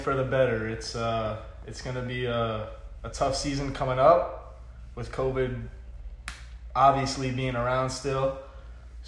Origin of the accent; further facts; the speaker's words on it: Pembroke Pines, Florida, United States; I am from Pembroke Pines, Florida.